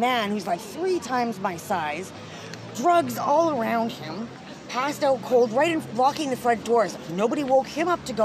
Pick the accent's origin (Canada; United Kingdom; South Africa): Canada; Winnipeg, Manitoba; now in Victoria, Canada; I'm from Winnipeg